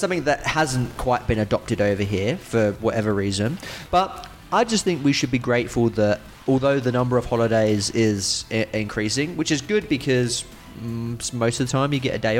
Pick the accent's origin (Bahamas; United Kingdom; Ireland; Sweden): United Kingdom; England; moved away as an adult; now in Australia; as being an English person, Halloween is not a big thing in England. I mean, I haven't been there for over 10 years at this point